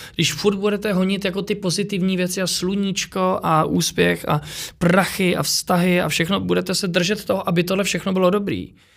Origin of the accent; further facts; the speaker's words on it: Czechia; jsem se narodil v Čechách